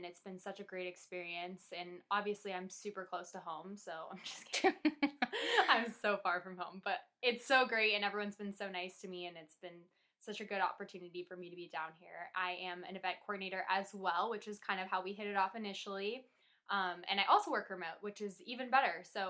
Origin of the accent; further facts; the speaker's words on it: Los Angeles, California, United States; So I am from Northridge, California, which is basically in LA County, if you're familiar. So I am 28.